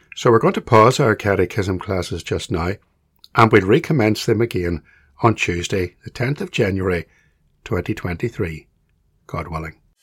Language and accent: English; Belfast, Northern Ireland, United Kingdom; When I was a small boy growing up in Belfast